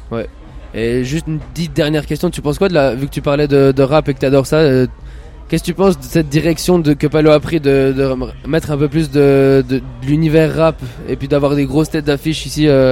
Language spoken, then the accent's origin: French; Neuchâtel, Switzerland; je viens de Neuchâtel